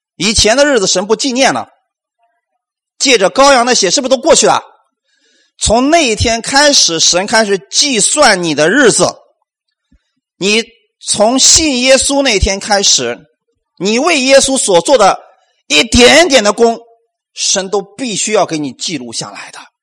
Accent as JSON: {"language": "Chinese", "country": "China", "said": "我们中国人"}